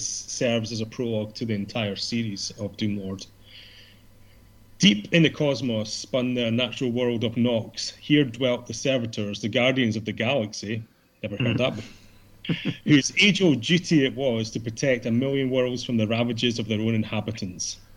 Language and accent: English; Scotland, United Kingdom; being Scottish as well